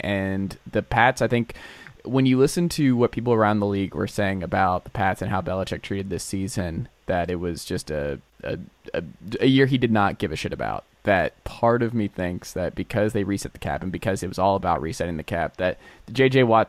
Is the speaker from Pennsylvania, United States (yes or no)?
no; Georgia, United States; So I'm actually a Georgia native as well.